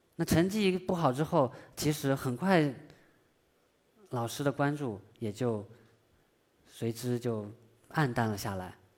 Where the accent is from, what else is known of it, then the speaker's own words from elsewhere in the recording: China; 我们中国人